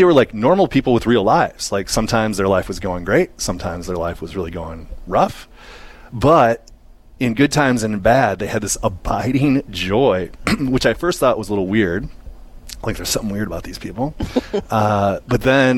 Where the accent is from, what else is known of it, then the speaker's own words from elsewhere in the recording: Eagan, Minnesota, United States; I grew up in the Twin Cities in Eagan, which is a suburb of St. Paul